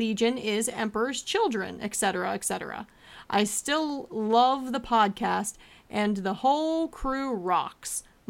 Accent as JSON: {"language": "English", "region": "Alberta", "country": "Canada", "said": "Then you said I was from Ontario, and that, sir, I cannot abide. I am from Alberta. I work for a living."}